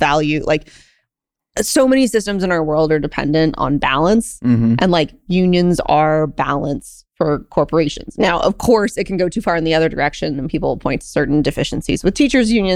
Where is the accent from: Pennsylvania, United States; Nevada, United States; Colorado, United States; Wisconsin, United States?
Nevada, United States; Reno; I'm from Reno